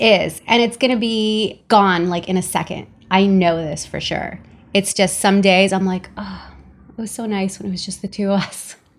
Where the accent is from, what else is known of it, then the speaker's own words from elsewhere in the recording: Los Angeles, California, United States; also born or lived in El Salvador; I'm from El Salvador, but grew up in Los Angeles in a very traditional Latin household.